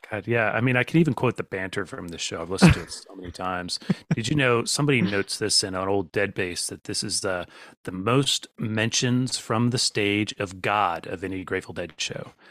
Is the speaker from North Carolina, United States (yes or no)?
no; Virginia, United States; also born or lived in Norfolk, Virginia; I'm from Virginia. I've lived in Norfolk.